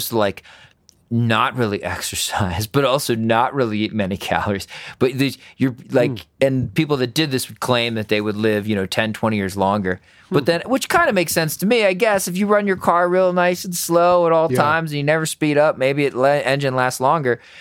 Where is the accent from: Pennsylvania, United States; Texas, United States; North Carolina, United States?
Pennsylvania, United States; now in Denver, United States; I was growing up in Pennsylvania